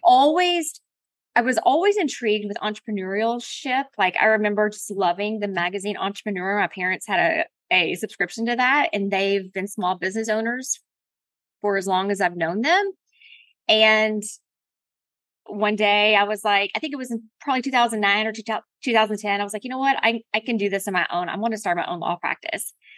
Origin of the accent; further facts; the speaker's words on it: Colorado, United States; I was born in Colorado